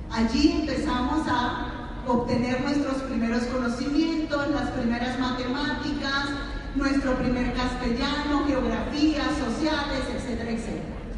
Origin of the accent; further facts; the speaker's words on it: San Cristóbal, Táchira, Venezuela; Y me tuve que quedar en mi ciudad natal, que es San Cristóbal, Estado Táchira, estudiando en la Universidad Católica Contaduría Pública.